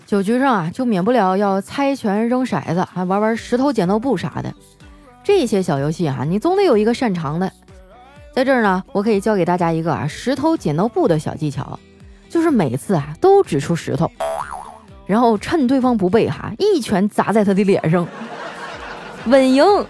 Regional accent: Northeast China, China; 我们东北人呢，就是爱喝酒，并且还，还贼会劝酒

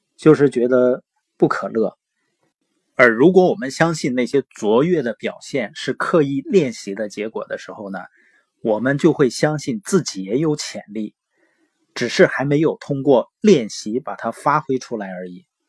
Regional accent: Northeast China, China; accent: Northeastern (Dongbei); 因为我是东北的口音嘛，往往有的时候评卷舌是不分的

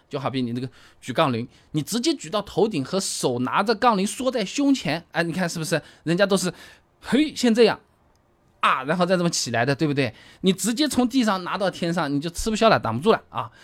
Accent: Hangzhou, Zhejiang, China; 我们杭州话就搁在那边

